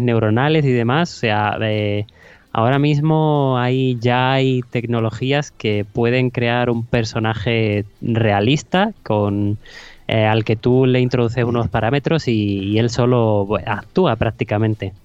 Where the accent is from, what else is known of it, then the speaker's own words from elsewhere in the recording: a small town in Huelva, Andalusia, Spain; había una, una, vacante en la televisión local de, mi pueblo, de un pueblecito de Huelva